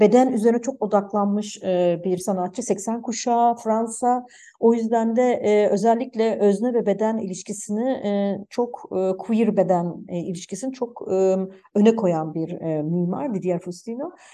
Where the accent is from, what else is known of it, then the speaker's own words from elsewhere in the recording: Germany; benim de babam Almanya'ya işçi olarak gitti. Ben de Almanya'da doğdum.